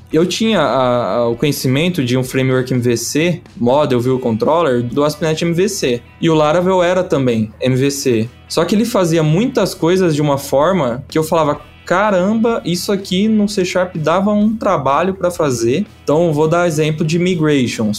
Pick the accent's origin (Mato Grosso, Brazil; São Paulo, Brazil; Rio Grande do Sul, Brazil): São Paulo, Brazil; Ribeirão Preto; Ribeirão é a terra do chopp, e a gente é de Ribeirão Preto